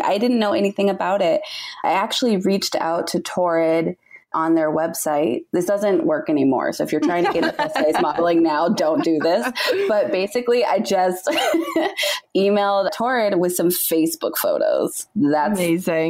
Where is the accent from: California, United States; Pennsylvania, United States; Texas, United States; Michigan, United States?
California, United States; Southern; I am born and raised in Southern California